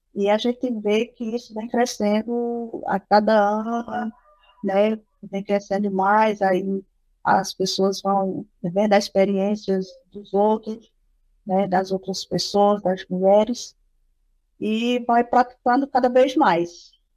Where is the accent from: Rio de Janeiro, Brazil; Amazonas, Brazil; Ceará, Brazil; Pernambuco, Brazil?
Pernambuco, Brazil; Triunfo; sou aqui do município de Triunfo